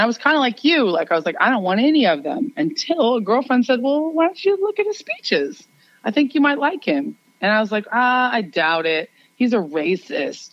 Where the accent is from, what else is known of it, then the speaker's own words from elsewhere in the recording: New York, United States; I am a New Yorker